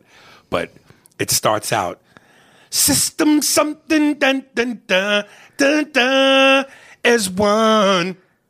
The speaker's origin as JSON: {"language": "English", "town": "Newark", "region": "New Jersey", "country": "United States", "said": "I'm white and black, and I'm from Newark, New Jersey."}